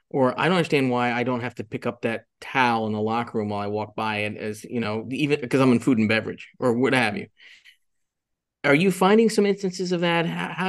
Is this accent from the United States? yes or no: yes; Jupiter, Florida, United States; But I grew up in Jupiter, Florida for a couple of years